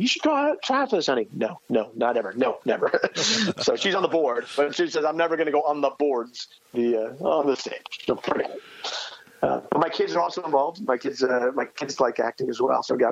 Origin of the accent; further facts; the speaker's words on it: East Coast, United States; now in Manhattan, Kansas, United States; I'm from the East Coast originally